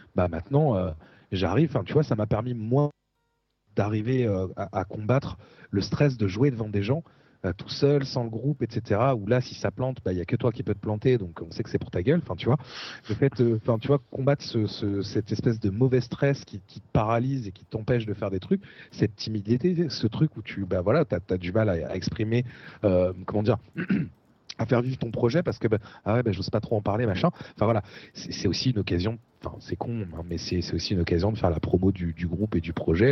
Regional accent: Essonne, Île-de-France, France; là où j'ai grandi, euh, dans le quatre-vingt-onze

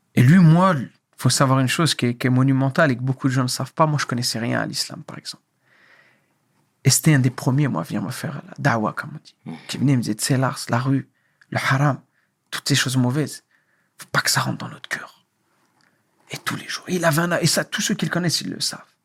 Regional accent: France; born or raised there; moved away as an adult; also born or lived in Algeria; now in Morocco

